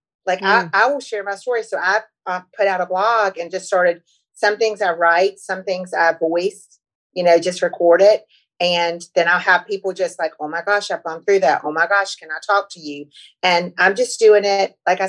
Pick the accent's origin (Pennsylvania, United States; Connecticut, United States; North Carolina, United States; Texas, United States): North Carolina, United States; I'm from North Carolina. And I hopped a train from North Carolina to New York